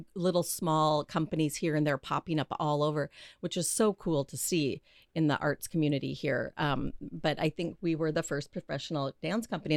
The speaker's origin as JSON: {"language": "English", "town": "Grand Forks", "region": "North Dakota", "country": "United States", "tie": "born or raised there", "also_born_or_lived": "Minneapolis", "moved": "as an adult", "said": "I'm from North Dakota"}